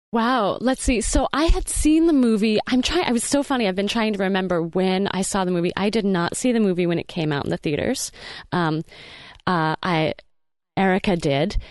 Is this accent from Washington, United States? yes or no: yes; outside of Seattle, Washington, United States; now in Portland, United States; growing up outside of Seattle, I feel like I saw and heard and thought about slugs a lot more than I do in Portland